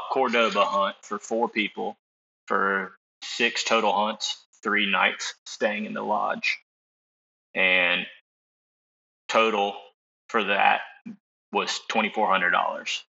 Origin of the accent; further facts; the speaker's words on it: Tallahassee, Florida, United States; I'm from Tallahassee, Florida. Lived here my whole life.